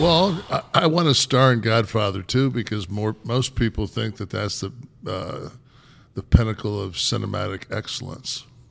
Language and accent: English; Detroit, Michigan, United States; I was born in Hartford Hospital in Detroit